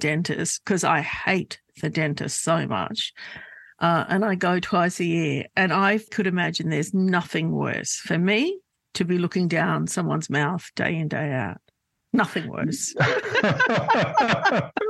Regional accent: Sydney, New South Wales, Australia; here in Sydney, before Marrickville became gentrified, which I think it is now, but if I reflect back on that, we grew up in Glebe and then we moved to Marrickville

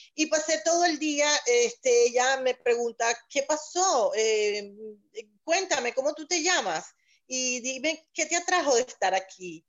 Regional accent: Valencia, Carabobo, Venezuela; moved away as an adult; now in Boca Raton, United States; justo en mi ciudad, mi ciudad natal, Valencia

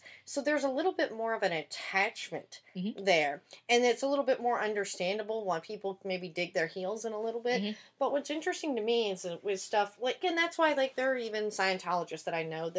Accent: the Bible Belt, United States; now in Los Angeles, United States; I grew up in the Bible Belt, and there's a lot of stuff like that, including, like, Jehovah's Witness there.

